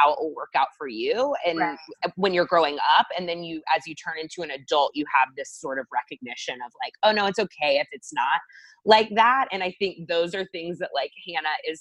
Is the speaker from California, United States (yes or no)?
no; Texas, United States; also born or lived in South Carolina; someone from the South, I grew up in Texas